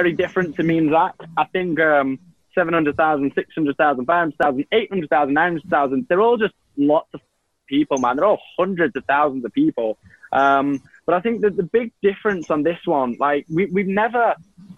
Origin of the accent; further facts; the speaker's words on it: Manchester, North West England, United Kingdom; accent: Manchester; I'm from Manchester